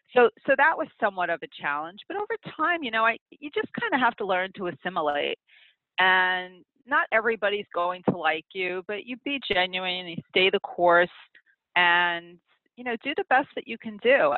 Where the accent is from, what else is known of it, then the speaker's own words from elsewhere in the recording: New York City, New York, United States; also born or lived in Long Island; I grew up in Queens